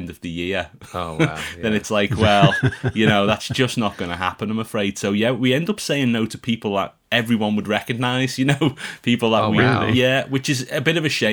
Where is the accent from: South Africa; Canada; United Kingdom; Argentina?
United Kingdom; born or raised there